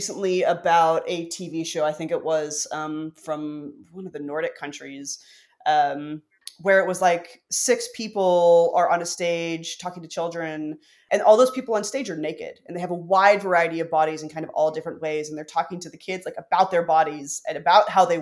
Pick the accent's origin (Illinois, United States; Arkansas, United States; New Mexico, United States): Arkansas, United States; I grew up in Arkansas.